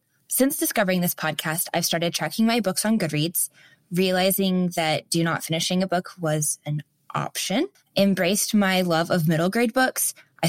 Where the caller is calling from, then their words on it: Overland Park, Kansas, United States; Hi, I'm …, and I'm calling from Overland Park, Kansas.